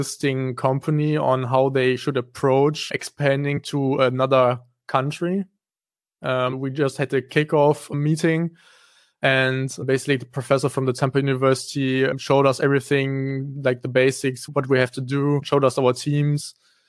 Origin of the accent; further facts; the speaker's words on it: Kleve, North Rhine-Westphalia, Germany; I actually come from Kleve. So I went to school here and I grew up in Kleve.